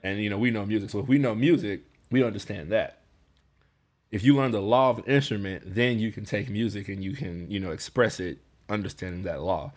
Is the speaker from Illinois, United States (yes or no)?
yes; Chicago, Illinois, United States; I'm from Chicago